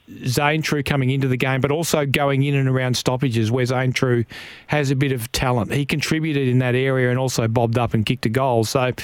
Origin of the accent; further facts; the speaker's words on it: West Arthur, Western Australia, Australia; my hometown West Arthur